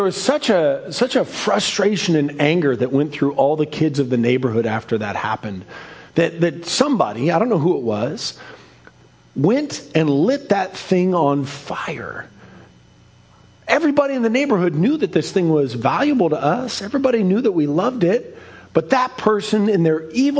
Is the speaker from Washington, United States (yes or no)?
yes; Seattle, Washington, United States; as a kid, I grew up in Ballard, the center of the universe.